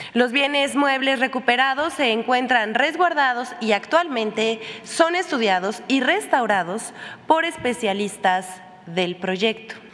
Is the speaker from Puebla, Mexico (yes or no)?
yes; Puebla, Mexico; como poblana